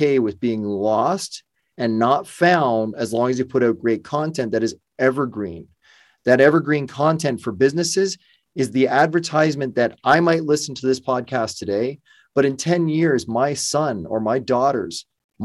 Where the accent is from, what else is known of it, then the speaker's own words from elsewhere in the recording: Burlington, Ontario, Canada; also born or lived in Windsor, Ontario; I'm Toronto local, Burlington, Ontario